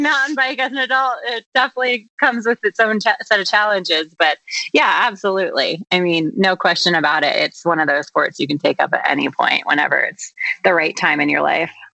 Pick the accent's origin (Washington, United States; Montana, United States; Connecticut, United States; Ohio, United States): Washington, United States; Vashon; moved away as an adult; also born or lived in San Francisco; now in Sun Valley, United States; I'm originally from Vashon Island, an island outside of Seattle, and okay. actually spent my middle and high school years commuting via ferry boat.